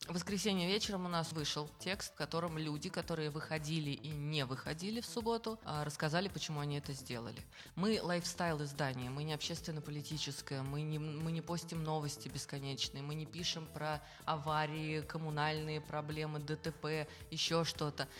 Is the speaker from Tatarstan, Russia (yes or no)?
yes; Kazan, Tatarstan, Russia; я, например, наполовину татарка, наполовину нет, и э, все равно я выросла в, в этой среде